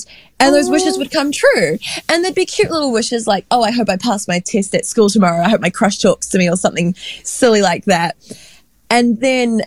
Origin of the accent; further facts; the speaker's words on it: Dunedin, Otago, New Zealand; I grew up in Utipoti, Dunedin, which is this very small town